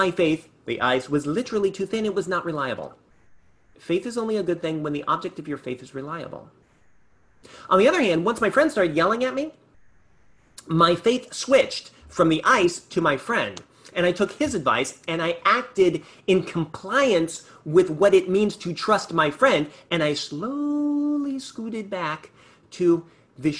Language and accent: English; California, United States; I grew up in California